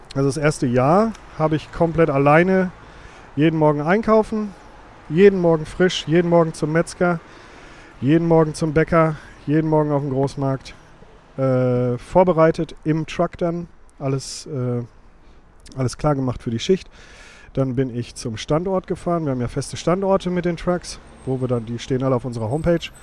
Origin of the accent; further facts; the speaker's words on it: Witten, North Rhine-Westphalia, Germany; geboren in Witten